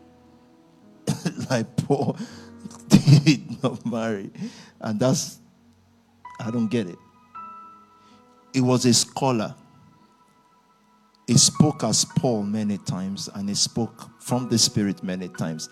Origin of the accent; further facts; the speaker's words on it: Nigeria; 1980, I was born in Nigeria